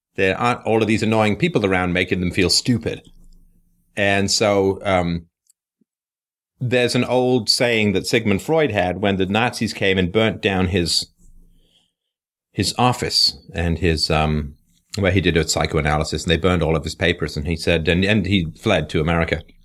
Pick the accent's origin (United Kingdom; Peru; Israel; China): United Kingdom; England; moved away; also born or lived in Canada; it's thirty-eight years since I left England